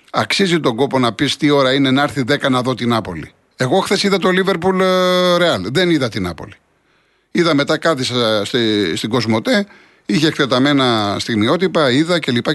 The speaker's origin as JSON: {"language": "Greek", "country": "Greece", "said": "σαν Έλληνες"}